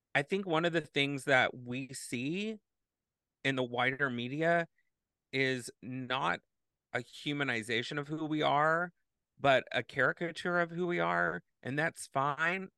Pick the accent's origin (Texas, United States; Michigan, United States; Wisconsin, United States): Texas, United States; now in Madison, United States; I grew up in Texas